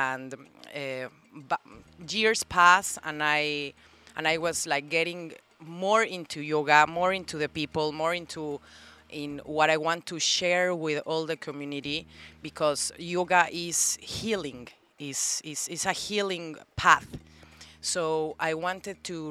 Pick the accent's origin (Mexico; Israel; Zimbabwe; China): Mexico; Mexico City; now in Playa del Carmen, Mexico; I'm from Mexico City